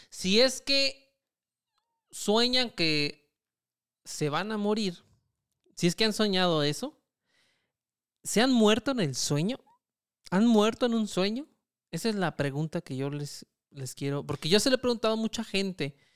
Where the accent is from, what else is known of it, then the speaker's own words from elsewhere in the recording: Michoacán, Mexico; que somos de Michoacán, sí.